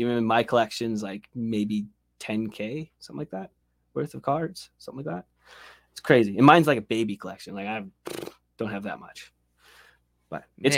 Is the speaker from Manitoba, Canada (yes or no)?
no; Saint John, New Brunswick, Canada; Yeah, we're from St. John, New Brunswick.